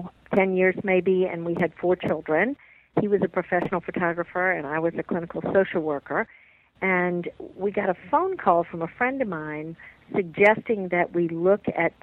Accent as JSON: {"language": "English", "town": "New Orleans", "region": "Louisiana", "country": "United States", "tie": "born or raised there", "moved": "as an adult", "lives_now": "North Carolina, United States", "said": "David and I both grew up in New Orleans"}